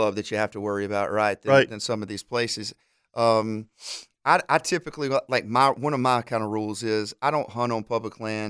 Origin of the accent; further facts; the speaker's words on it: Alabama, United States; One of the guys I grew up hunting with in Alabama